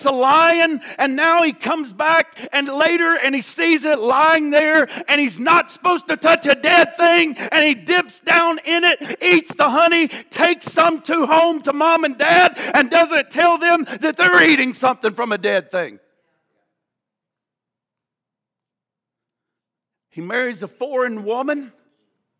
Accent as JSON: {"language": "English", "region": "the Bible Belt", "country": "United States", "tie": "born or raised there", "said": "growing up in the Bible Belt"}